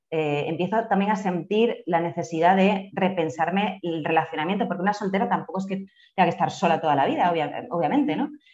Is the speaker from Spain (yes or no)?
yes; Spain; moved away as an adult; now in Colombia; soy española, vengo de un contexto rural, eh, yo soy de un pueblito de unos 8.000 habitantes aproximadamente